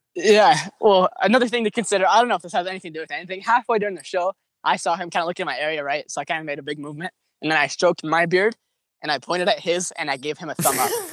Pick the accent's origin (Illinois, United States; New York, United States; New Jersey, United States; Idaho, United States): Idaho, United States; I'm from Idaho, so good old Potatoville